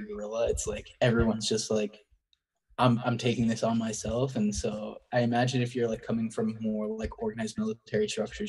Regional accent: United States; as an American

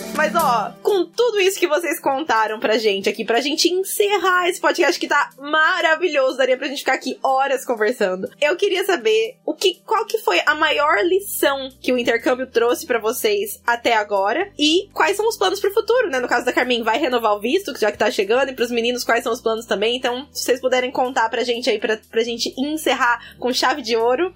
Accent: Brazil; moved away as an adult; now in Ireland; eu saí do Brasil para me encontrar

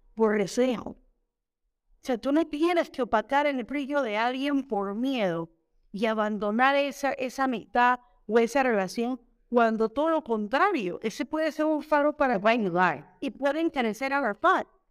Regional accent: Colón, Panama; moved away as an adult; also born or lived in Mexico; uno viene con la mentalidad de Panamá que somos un poquito más abiertos

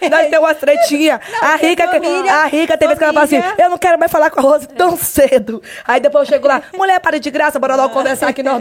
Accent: Marabá, Pará, Brazil; also born or lived in São Paulo; eu nasci em Marabá, com dois meses de idade, eu fui para São Paulo, onde minha mãe morava. Eu morei com meu pai e minha mãe. Aí meu pai e a minha mãe é, se separaram, né? E aí eu vim para Marabá com 4 anos de idade.

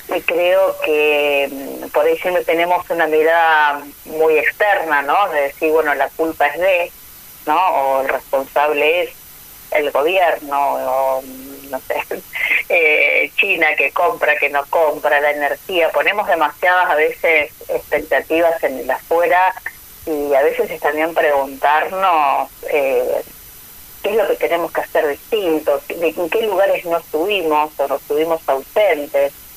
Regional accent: Argentina; como argentinos

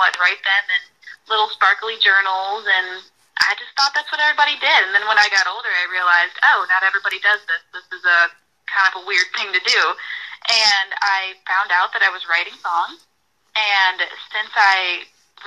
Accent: Rochester, New York, United States; now in Nashville, United States; I'm from Rochester, New York, originally

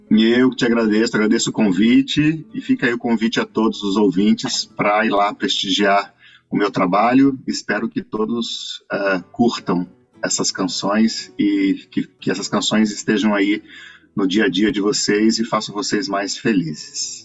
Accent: Cuiabá, Mato Grosso, Brazil; moved away as an adult; now in Rio de Janeiro, Brazil; a minha cidade

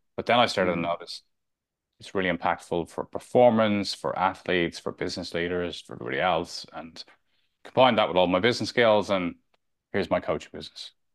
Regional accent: Dublin, Leinster, Ireland; moved away as an adult; also born or lived in London / Spain; I grew up in Santry, Northside Dublin

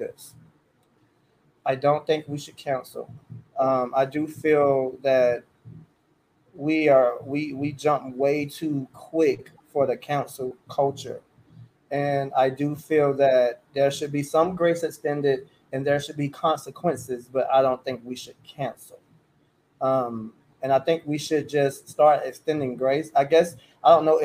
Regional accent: Charlotte, North Carolina, United States; I'm a Carolina boy and I'm from Charlotte

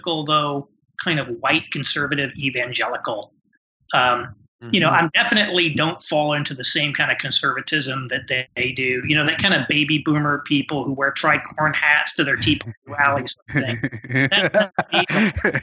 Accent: Indiana, United States; also born or lived in New York / Chicago; now in Indianapolis, United States; I'm from Indiana originally.

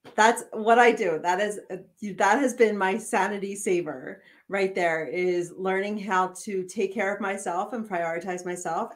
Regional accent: outside of Philadelphia, Pennsylvania, United States; now in Montana, United States; I'm still from outside of Philadelphia

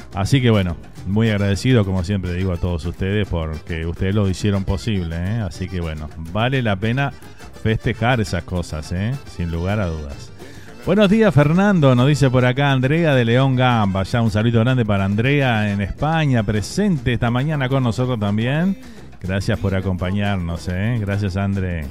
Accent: Uruguay; Un candombe para todos los que eh, les encanta ese ritmo tan, tan autóctono nuestro

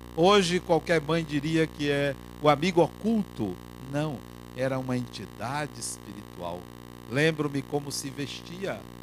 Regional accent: Salvador, Bahia, Brazil; quando eu vim do interior da Bahia morar aqui

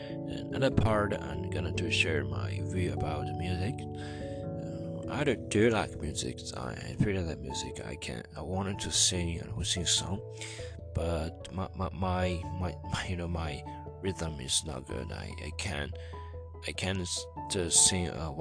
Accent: China; first language Chinese; English is a second language; I am still Chinese, and my mother language is Chinese, and I learned English about 6 years

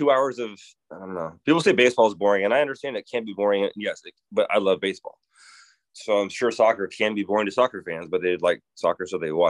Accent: Omaha, Nebraska, United States; moved away as an adult; also born or lived in Kentucky / Phoenix; Growing up in Omaha

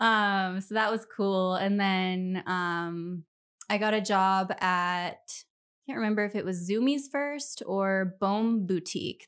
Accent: Millwood, Washington, United States; also born or lived in Spokane, Washington; I loved growing up around Millwood

